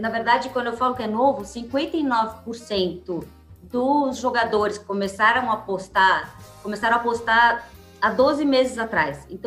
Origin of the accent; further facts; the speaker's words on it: São Paulo, Brazil; De São Paulo. Na ah, verdade, eu nasci e vivi minha vida inteira em São Paulo. Nasci no Hospital 9 de Julho, então mais paulista que eu não tenho, assim.